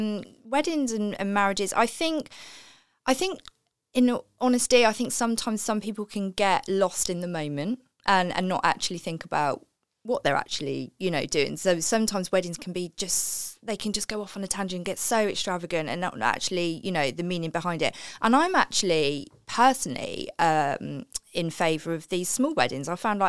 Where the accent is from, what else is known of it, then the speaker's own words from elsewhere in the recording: New Jersey, United States; born there; I was born in New Jersey, just outside New York.